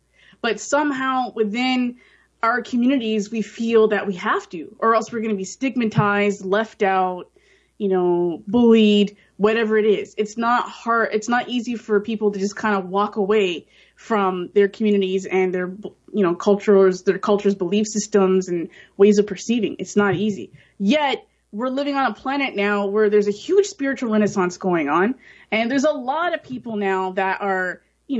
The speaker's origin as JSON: {"language": "English", "country": "Canada", "tie": "born or raised there", "said": "the one that I grew up in here in Canada"}